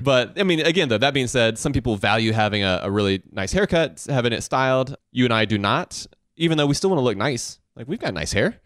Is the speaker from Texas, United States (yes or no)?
no; Augusta, Georgia, United States; growing up in Augusta, Georgia